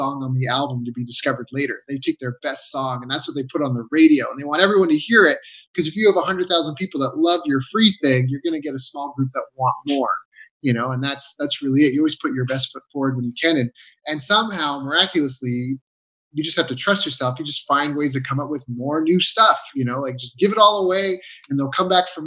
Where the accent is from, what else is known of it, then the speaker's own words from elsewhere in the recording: Canada; moved away as an adult; I was very isolated in Canada, in my hometown, you know, a small town